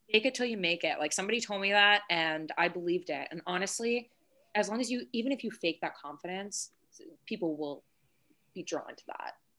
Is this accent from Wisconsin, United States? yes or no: no; Long Island, New York, United States; I'm from Long Island